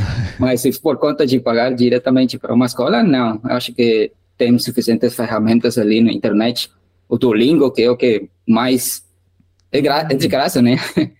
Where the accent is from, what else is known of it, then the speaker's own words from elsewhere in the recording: Guatemala; first language Spanish; Portuguese is a second language; eu sou da Guatemala, eu ainda moro aqui